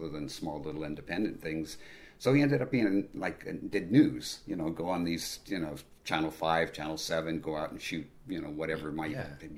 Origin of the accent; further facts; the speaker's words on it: Culver City, California, United States; I grew up in Culver City, California, where I was about, I don't know, 50 feet from the MGM backlot